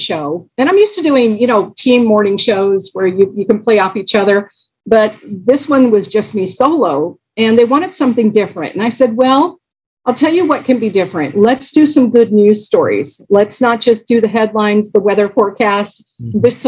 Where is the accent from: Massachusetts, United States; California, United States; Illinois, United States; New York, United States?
California, United States; Los Angeles; I grew up in Los Angeles